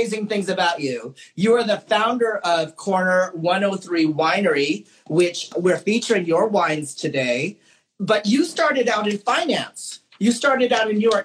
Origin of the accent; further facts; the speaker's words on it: Philippines; I'm Filipino